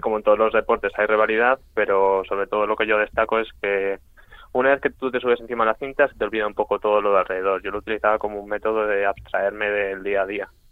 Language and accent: Spanish; Madrid, Community of Madrid, Spain; yo soy de Madrid